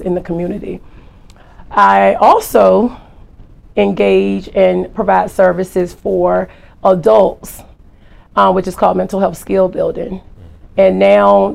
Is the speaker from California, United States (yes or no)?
no; Norfolk, Virginia, United States; also born or lived in Turkey; I was born in Turkey. My dad was military. Then I was raised in Norfolk, Virginia.